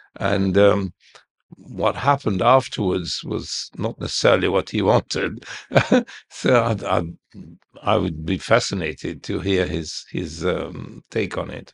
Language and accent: English; Heliopolis, Cairo Governorate, Egypt; I was born in Heliopolis in, in our house.